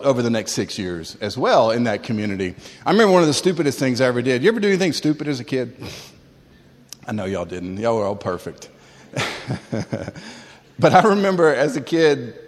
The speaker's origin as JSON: {"language": "English", "town": "Tallahassee", "region": "Florida", "country": "United States", "tie": "born or raised there", "also_born_or_lived": "Springfield, Massachusetts", "said": "we moved from Springfield, Mass to Tallahassee, Florida"}